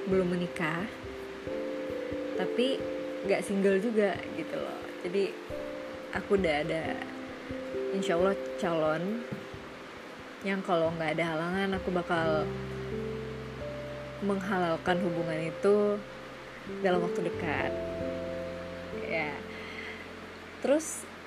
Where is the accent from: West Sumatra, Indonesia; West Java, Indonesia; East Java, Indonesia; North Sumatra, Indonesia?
West Sumatra, Indonesia; Padang; aku asli Sumatera Barat lahir di Padang